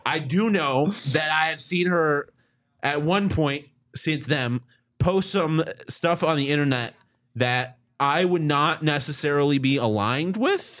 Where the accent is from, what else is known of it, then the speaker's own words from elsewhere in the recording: Buffalo, New York, United States; I'm from Buffalo